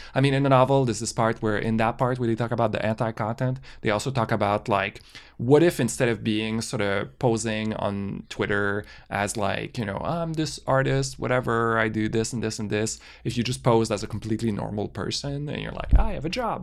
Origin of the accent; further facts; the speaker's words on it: Canada; we're Canadian